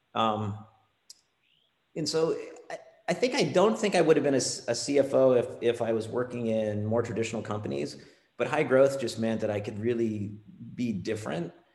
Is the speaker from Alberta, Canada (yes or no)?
no; Ontario, Canada; moved away as an adult; also born or lived in California; Ontario is where I'm from. I'm Canadian